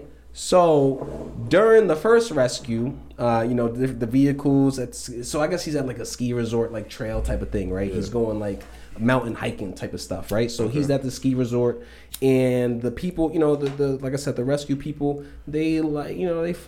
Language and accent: English; New York, United States; I grew up in New York, but I also grew up upstate New York.